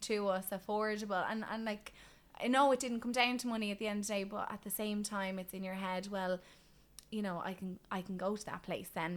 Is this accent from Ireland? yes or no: yes; Ireland; as an Irish woman